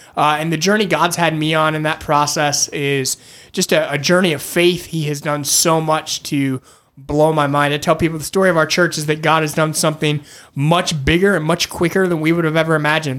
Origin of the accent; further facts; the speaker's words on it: Michigan, United States; moved away as an adult; also born or lived in Northeast US; now in Northeast, United States; I grew up in Michigan, uh, moved to the Northeast uh, about 11 years ago